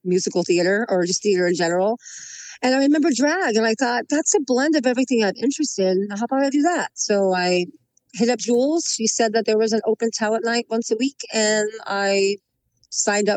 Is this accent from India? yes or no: no; Long Beach, California, United States; Long Beach. I'm all Los Angeles all my life. Oh. I'm an LA native.